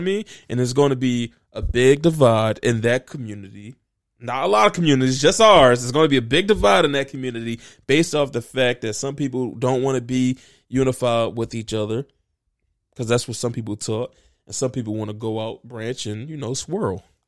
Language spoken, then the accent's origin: English; Philadelphia, Pennsylvania, United States; I'm feeling good as a Philadelphian